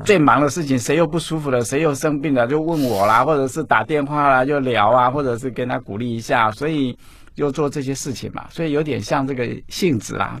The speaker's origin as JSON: {"language": "Chinese", "area": "Baxianshan forest recreation area", "region": "Taichung", "country": "Taiwan", "tie": "born or raised there", "said": "我从小就住在山上，哈，住在古关，在山上去叫八仙山，山里游乐区那六，我在那边出生的"}